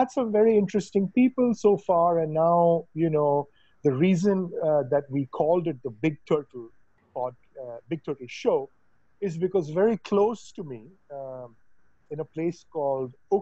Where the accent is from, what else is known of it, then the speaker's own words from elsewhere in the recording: Mumbai, Maharashtra, India; moved away; when I was growing up in Bombay